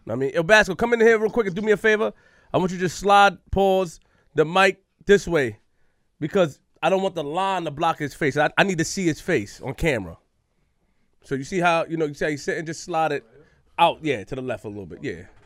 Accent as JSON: {"language": "English", "town": "New York City", "region": "New York", "country": "United States", "said": "I'm from Queens."}